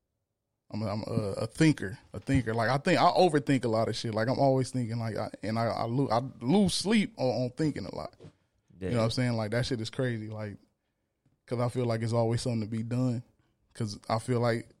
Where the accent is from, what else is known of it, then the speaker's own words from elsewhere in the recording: Los Angeles, California, United States; also born or lived in Lynwood, California; I grew up in the last part of South Central Los Angeles, which is now they call it what do they call it? The Willowbrook area